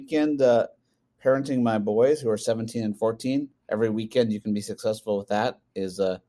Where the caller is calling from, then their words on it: Minneapolis, Minnesota, United States; I'm live in Minneapolis, Minnesota.